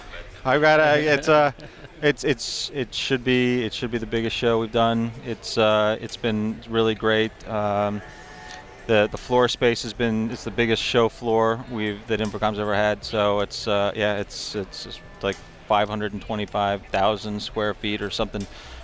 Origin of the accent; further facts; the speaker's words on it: Chicago, Illinois, United States; born there; I mean, I I was born out in Chicago, where everyone's friendly and nice, in my opinion at least.